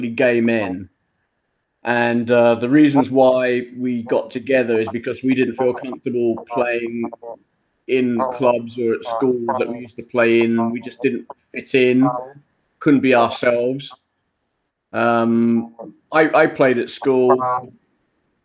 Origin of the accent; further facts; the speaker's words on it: London, United Kingdom; also born or lived in Wimbledon, London; I was born in Wimbledon, southwest London, and I lived my life so far in Balham. That's where I grew up.